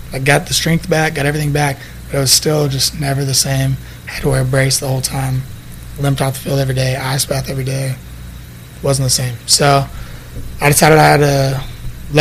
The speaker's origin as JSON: {"language": "English", "town": "Brownwood", "region": "Texas", "country": "United States", "tie": "born or raised there", "also_born_or_lived": "May, Texas / Early, Texas", "moved": "as an adult", "said": "I'm from May, Texas, Brownwood, Texas. I lived in May. That's like where my family's farm is at. But I went to school in Brownwood"}